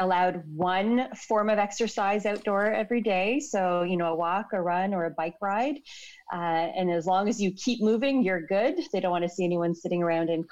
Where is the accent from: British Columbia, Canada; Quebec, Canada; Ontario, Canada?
Ontario, Canada; Toronto; moved away as an adult; now in London; I'm actually born and raised in Toronto and I just moved here to London about 5 months ago